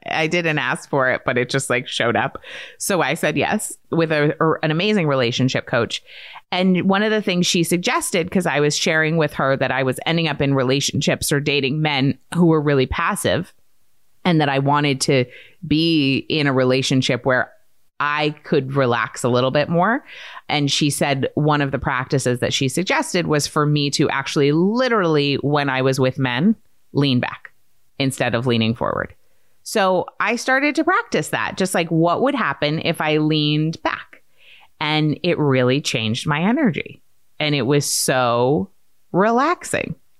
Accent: Maine, United States; I grew up in Maine

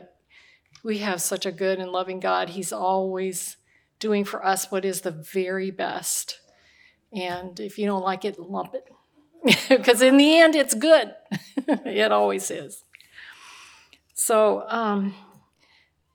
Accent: Omaha, Nebraska, United States; moved away; I was raised in Omaha, Nebraska

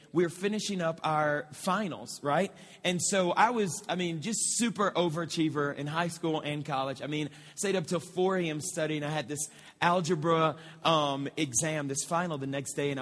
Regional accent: Moss Bluff, Louisiana, United States; I'm about 15 minutes from my hometown, okay? It's in a city called Moss Bluff, which is just north of Lake Charles

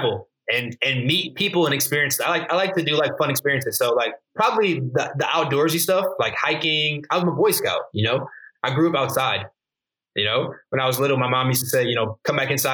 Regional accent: Michigan, United States; I grew up in Michigan.

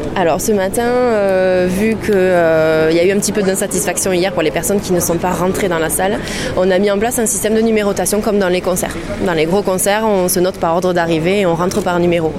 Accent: Toulouse, Occitania, France; je suis toulousaine, j'habite juste à côté du canal

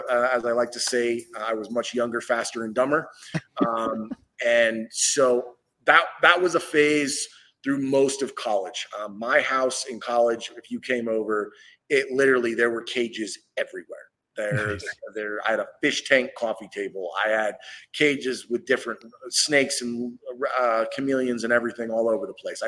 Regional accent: Northwest Ohio, United States; I grew up in Northwest Ohio

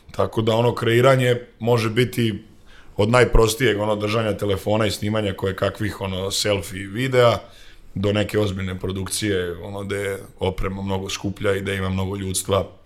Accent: Sremska Mitrovica, Vojvodina, Serbia; rekao sam da sam iz Sremske Mitrovice, tako da … iz Sremske Mitrovice.

